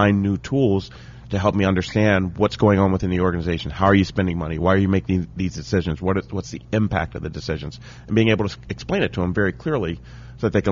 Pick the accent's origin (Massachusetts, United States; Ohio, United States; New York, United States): Ohio, United States; Dayton; also born or lived in Cincinnati, Ohio; I grew up in Dayton, Ohio